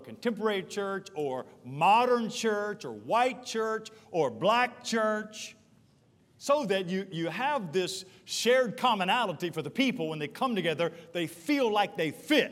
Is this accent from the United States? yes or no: yes; Charlotte, North Carolina, United States; I grew up in East Charlotte off Albemarle Road, Burnham Woods and in Mint Hill